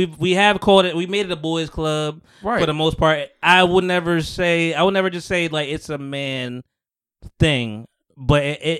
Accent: Atlanta, Georgia, United States; I'm from Atlanta.

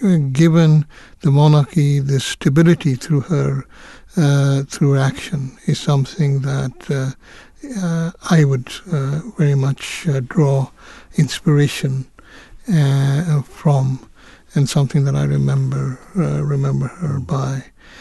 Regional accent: Kenya; born there; But it's also noteworthy that I was born in East Africa.

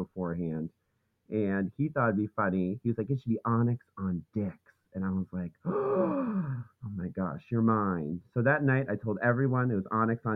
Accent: Marion, Massachusetts, United States; I am all the way from beautiful Marion, Massachusetts

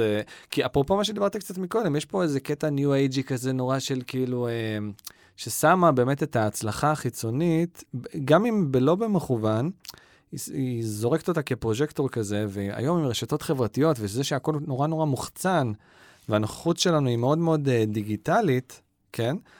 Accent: Ra'anana, Central District, Israel; גדלתי ברעננה

